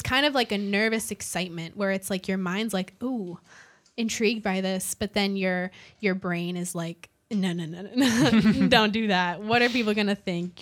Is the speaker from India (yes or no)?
no; Canada; now in Austin, United States; so I'm from Canada